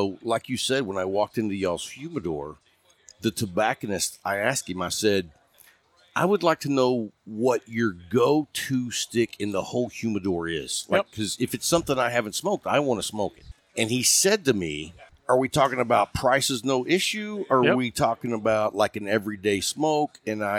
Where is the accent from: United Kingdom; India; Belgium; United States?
United States; Lubbock, Texas; also born or lived in Houston, Texas; now in Abilene, United States; I grew up in West Texas, and I ended up moving from West Texas to Houston, and I grew up in Lubbock.